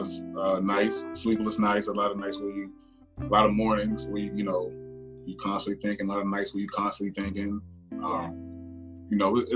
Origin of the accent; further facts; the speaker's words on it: Washington, District of Columbia, United States; also born or lived in East Brooklyn, New York; now in Maryland, United States; I was born in Washington, D.C. Yep, D.C. native